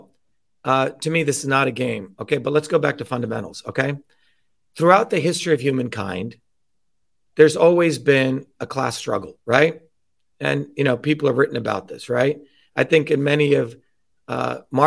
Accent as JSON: {"language": "English", "region": "New Jersey", "country": "United States", "tie": "born or raised there", "also_born_or_lived": "India", "said": "I grew up in working class neighborhoods in New Jersey"}